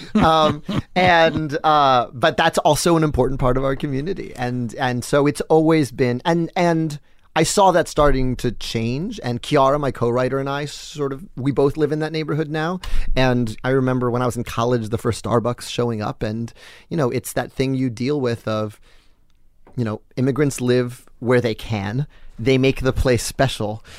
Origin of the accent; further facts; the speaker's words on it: New York, United States; I'm also grown up uptown